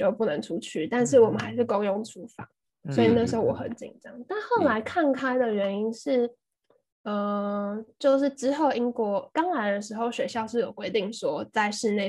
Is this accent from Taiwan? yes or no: yes; Taiwan; now in United Kingdom; 跟我一起从台湾来的室友